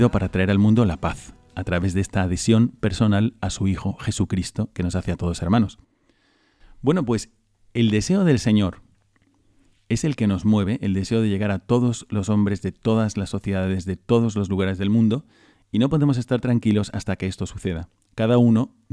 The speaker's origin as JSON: {"language": "Spanish", "region": "Bogotá", "country": "Colombia", "moved": "as an adult", "lives_now": "Madrid, Spain", "said": "yo soy de Colombia, de Bogotá, de la capital."}